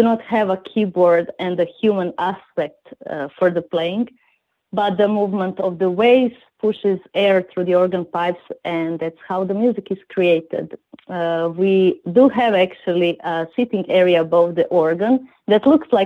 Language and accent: English; Zadar, Zadar County, Croatia; I come from Zadar, Croatia